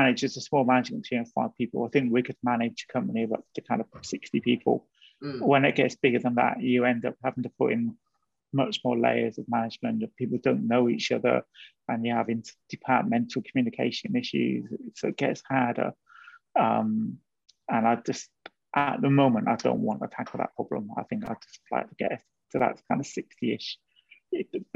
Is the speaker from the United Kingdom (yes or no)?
yes; Wales, United Kingdom; moved away as an adult; also born or lived in Brighton / London; I grew up in Wales, grew up in quite a different environment